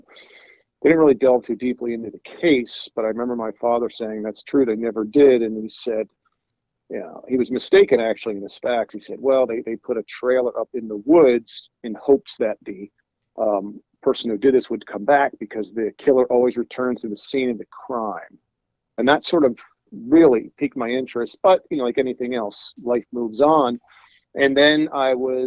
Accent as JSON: {"language": "English", "town": "Cherry Hill", "region": "New Jersey", "country": "United States", "tie": "born or raised there", "said": "I grew up in Cherry Hill"}